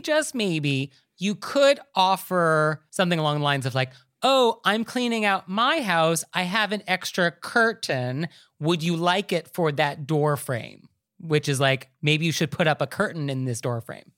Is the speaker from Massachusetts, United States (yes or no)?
no; New York, United States; as a New Yorker